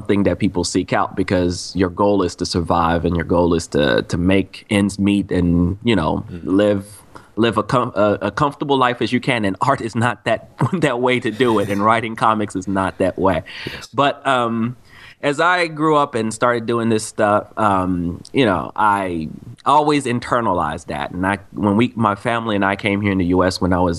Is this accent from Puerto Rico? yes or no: no; Cameroon; now in United States; I remember I was born in Cameroon, Africa.